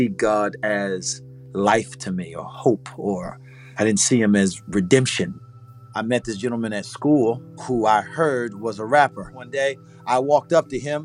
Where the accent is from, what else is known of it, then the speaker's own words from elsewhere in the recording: St. Petersburg, Florida, United States; also born or lived in Southern Illinois; I'm from Southside, St. Petersburg. I was raised partially there. The other half of my childhood I spent in Southern Illinois on an Air Force base